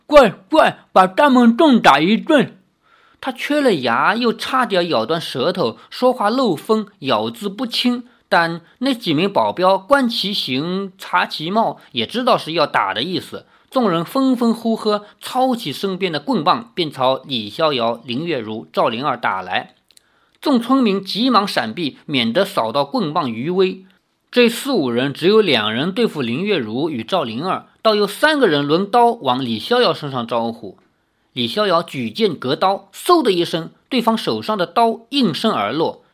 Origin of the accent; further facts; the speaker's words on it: China; 我们中国还有土生土长的道教